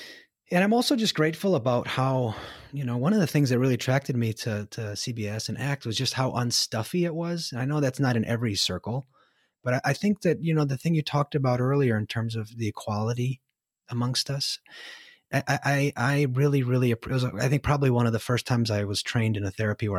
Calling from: United States; And I'm telecasting from the United States, and I feel obligated to apologize for our government.

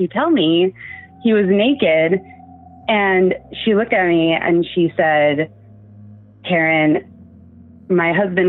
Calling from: Seattle, Washington, United States; And I'm from Seattle, Washington.

